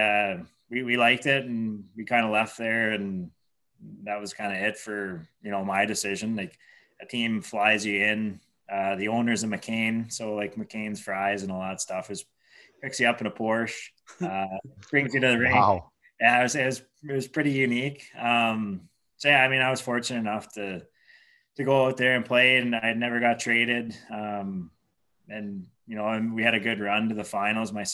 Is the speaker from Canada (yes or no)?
yes; Kenora, Ontario, Canada; I'm from Kenora, so grew up playing minor hockey here in town